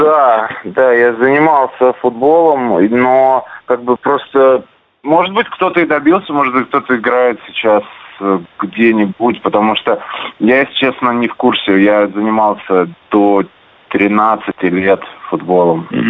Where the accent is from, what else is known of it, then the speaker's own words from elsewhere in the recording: Saint Petersburg, Russia; now in Krasnoyarsk, Russia; в родном городе